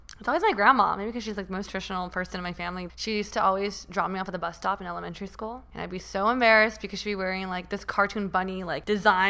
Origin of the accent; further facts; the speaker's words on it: United States; also born or lived in Taiwan; I feel like growing up in America, you're taught to love yourself and your body.